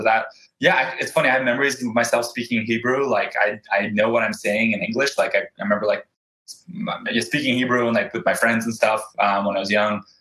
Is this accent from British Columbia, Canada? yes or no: yes; Vancouver, British Columbia, Canada; also born or lived in Krasnoyarsk, Russia / Ofra, Israel; I grew up in Vancouver, lived here my whole life